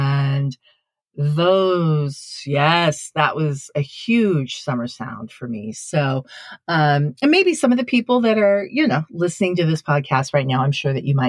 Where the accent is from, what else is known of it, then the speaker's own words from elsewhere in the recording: Sendai, Miyagi, Japan; But when I was growing up in Sendai, you know, northern part of Japan, Sendai actually has one of the biggest and most impressive Tanabata festivals in Japan.